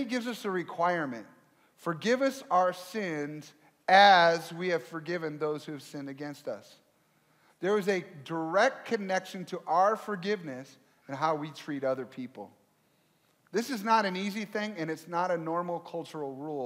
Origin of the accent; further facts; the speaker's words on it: Michigan, United States; now in Minnesota, United States; I grew up originally in Michigan